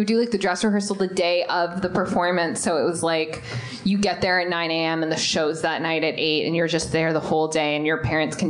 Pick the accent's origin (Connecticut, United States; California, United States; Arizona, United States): Arizona, United States; Tucson; I grew up in Tucson, Arizona.